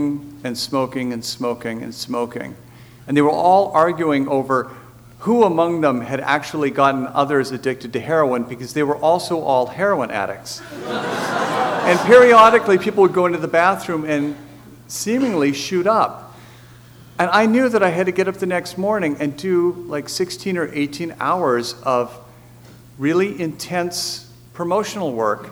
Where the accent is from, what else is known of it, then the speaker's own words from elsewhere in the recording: United States; as an American